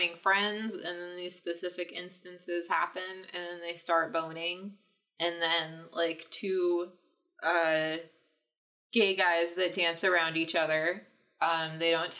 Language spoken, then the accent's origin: English; United States; we're not English. We're very American